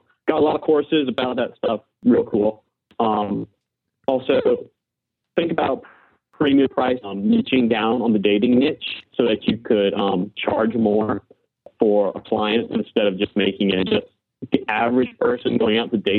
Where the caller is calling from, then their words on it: Baton Rouge, Louisiana, United States; I'm calling from Baton Rouge, Louisiana.